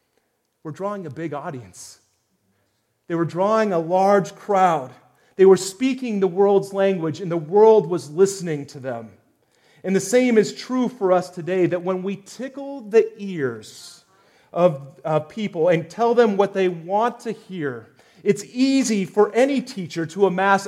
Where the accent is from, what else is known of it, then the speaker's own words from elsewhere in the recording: United States; as Americans